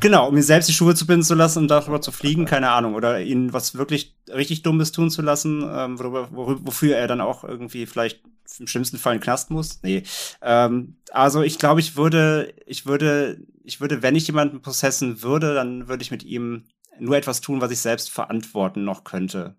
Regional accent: the North, Northern Germany, Germany; ich komme ja aus dem Norden

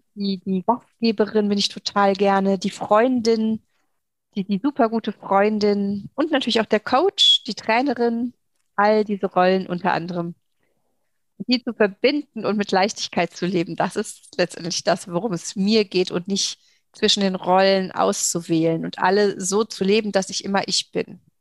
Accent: Saarland, Germany; hier bei uns im Saarland

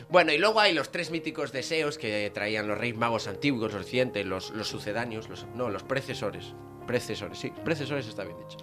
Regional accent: Vigo, Galicia, Spain; yo soy de Vigo.

